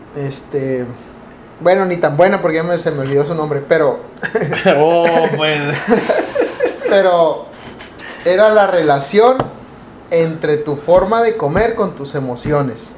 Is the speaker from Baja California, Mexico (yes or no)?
yes; Mexicali, Baja California, Mexico; Nosotros somos de México, particularmente la ciudad de Mexicali, Baja California, una ciudad muy calurosa.